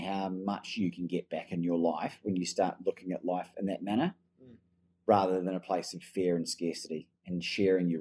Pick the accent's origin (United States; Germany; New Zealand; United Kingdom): New Zealand; now in Melbourne, Australia; I've got an Australian passport, but I was born in New Zealand